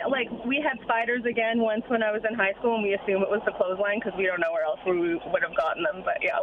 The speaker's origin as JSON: {"language": "English", "region": "Newfoundland and Labrador", "country": "Canada", "tie": "born or raised there", "said": "I grew up in Newfoundland."}